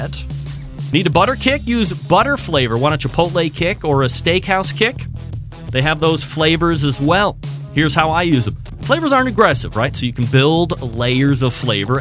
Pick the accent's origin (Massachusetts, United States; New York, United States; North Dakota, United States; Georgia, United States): New York, United States; Saratoga Springs; born and raised in Saratoga Springs, New York